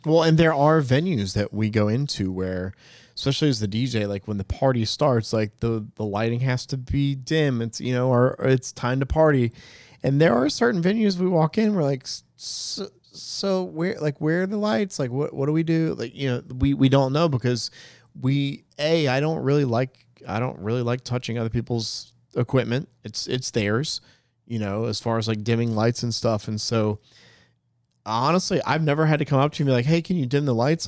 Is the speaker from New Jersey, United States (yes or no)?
yes; New Jersey, United States; now in Greenville, United States; I was born in New Jersey, so I got a little, still got a little bit Jersey in me